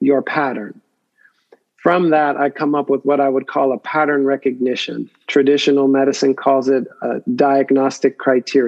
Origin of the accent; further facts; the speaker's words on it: Pittsburgh, Pennsylvania, United States; also born or lived in Benicia, California / San Diego, California; now in Oakland, United States; I come from Pittsburgh, Pennsylvania. So the Bay was new to me in 85